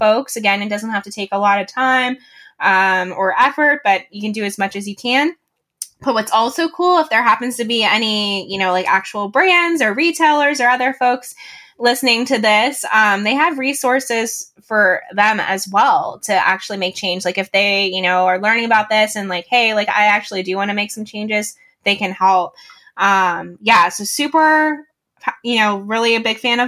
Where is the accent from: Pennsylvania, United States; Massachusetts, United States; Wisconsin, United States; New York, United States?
Pennsylvania, United States; Pittsburgh; I'm from Pittsburgh, Pennsylvania